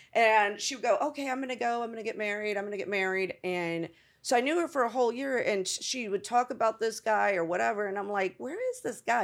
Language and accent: English; Tampa, Florida, United States; moved away; also born or lived in Bronx, New York / Los Angeles; I grew up in, uh, Tampa, Florida.